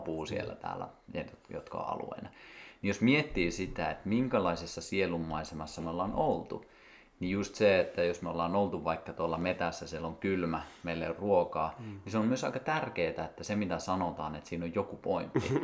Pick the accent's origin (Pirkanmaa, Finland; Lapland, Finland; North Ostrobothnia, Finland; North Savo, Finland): North Ostrobothnia, Finland; Kuusamo; moved away; Ja mäkin olen siis Kuusamosta kotoisin